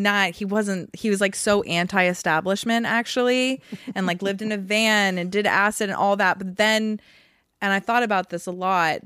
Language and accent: English; Massachusetts, United States; also born or lived in Vermont; I moved from Vermont when I was seven to Massachusetts